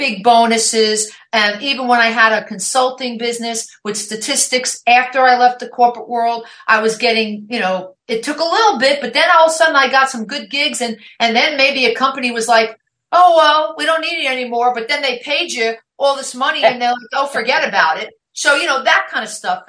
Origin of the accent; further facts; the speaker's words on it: New York, United States; accent: New York; moved away as an adult; also born or lived in New Jersey; now in Oregon, United States; I grew up in New York. I was born in New York. I'm a New York girl. I mean, if you're listening to my podcast, you know the accent's there